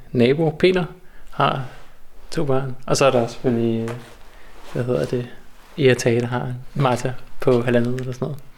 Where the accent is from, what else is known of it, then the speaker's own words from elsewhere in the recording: North Zealand, Capital Region of Denmark, Denmark; moved away as an adult; also born or lived in Copenhagen; now in Svendborg, Denmark; jeg havde boet i København i 10 år, og er sådan lidt for rundt omkring Nordsjælland